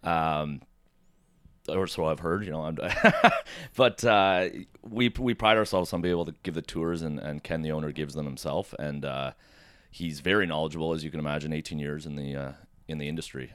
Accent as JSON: {"language": "English", "town": "Oakville", "region": "Ontario", "country": "Canada", "tie": "born or raised there", "also_born_or_lived": "Mississauga", "lives_now": "Toronto, Canada", "said": "I was born in Mississauga, grew up in Oakville, and then moved to Toronto"}